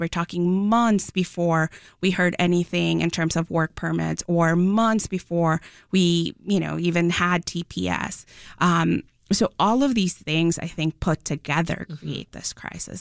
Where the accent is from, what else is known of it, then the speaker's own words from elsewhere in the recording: Mexico; now in Chicago, United States; I'm an immigrant from Mexico. Um, I came to Chicago